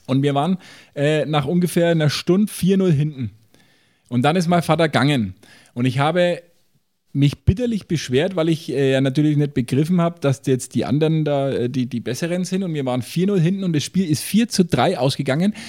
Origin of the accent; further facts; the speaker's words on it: Franconia, Bavaria, Germany; bei uns in Franken